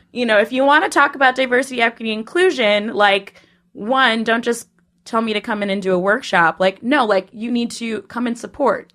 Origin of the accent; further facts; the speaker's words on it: Minnesota, United States; moved away as an adult; also born or lived in Poughkeepsie; now in New York, United States; I'm originally from Minnesota